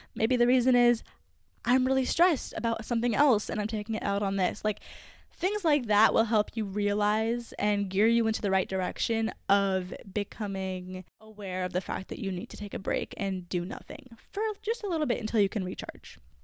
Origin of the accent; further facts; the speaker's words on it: Canada; I am not in my home country, which I guess would be Canada